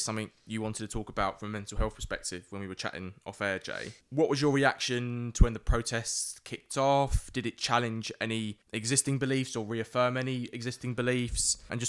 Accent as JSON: {"language": "English", "region": "London", "country": "United Kingdom", "tie": "born or raised there", "said": "I'm a middle class East Londoner."}